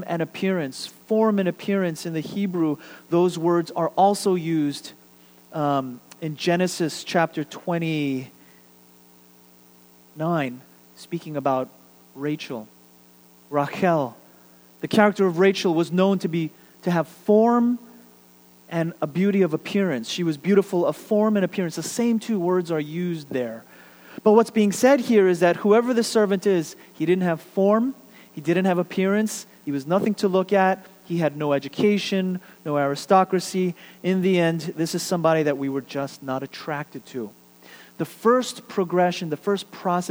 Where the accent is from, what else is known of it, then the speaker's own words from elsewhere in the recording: New York City, New York, United States; now in Houston, United States; my hometown of Queens, New York